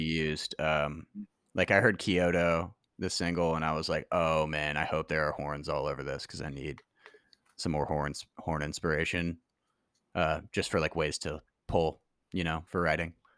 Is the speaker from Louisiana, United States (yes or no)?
yes; New Orleans, Louisiana, United States; also born or lived in Oxford, Mississippi / Memphis; now in Nashville, United States; I was born in Oxford, Mississippi, grew up in New Orleans.